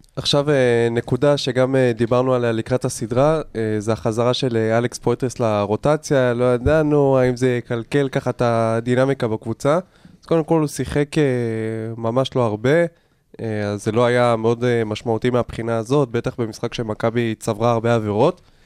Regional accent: Israel; אנחנו כישראלים

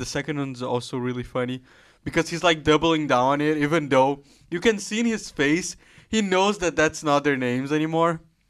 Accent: Brazil; moved away; I'm actually from Brazil

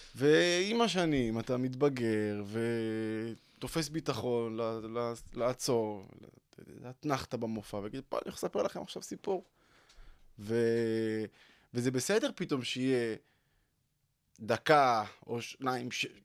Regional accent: Tel Aviv, Tel Aviv District, Israel; גדלתי בשכונת התקווה, בדרום תל אביב

